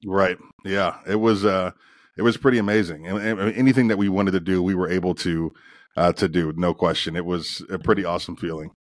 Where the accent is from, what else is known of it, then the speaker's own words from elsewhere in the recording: Northeastern Ohio, United States; moved away; I'm from Northeastern Ohio, and if you're from Northeastern Ohio, the only thing you're doing on Saturdays is cheering on the Buckeyes